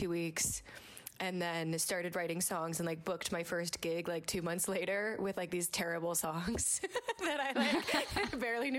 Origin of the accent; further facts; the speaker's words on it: Jersey Shore, New Jersey, United States; I grew up on the Jersey Shore